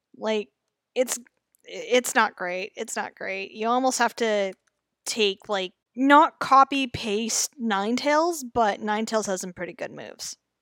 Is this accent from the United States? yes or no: no; Canada; I'm Canadian, I say Zed